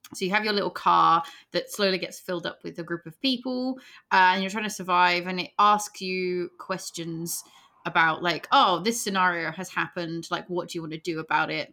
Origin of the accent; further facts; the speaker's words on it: England, United Kingdom; we're English